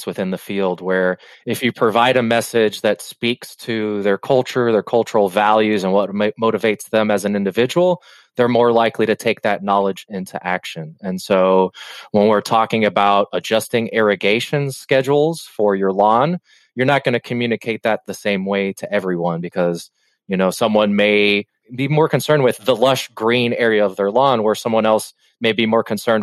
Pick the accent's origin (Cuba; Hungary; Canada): Cuba; I come from Cuba